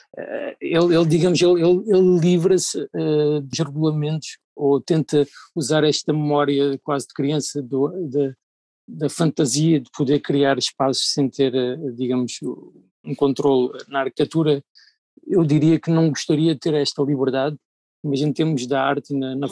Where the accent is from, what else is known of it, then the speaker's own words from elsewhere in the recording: Algarve, Portugal; moved away; venho do Algarve